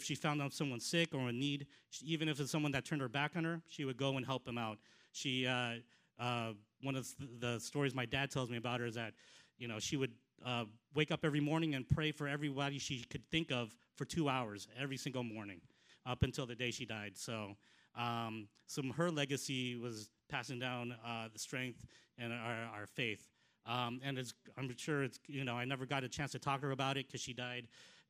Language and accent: English; Los Angeles, California, United States; moved away; also born or lived in South Carolina; we moved out to Southern California, L.A. area, when I was 4 years old